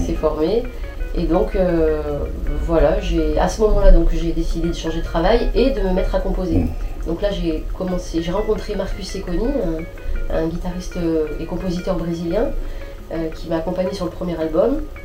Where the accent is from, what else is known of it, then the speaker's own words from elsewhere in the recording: France; je suis née en France, j'ai grandi ici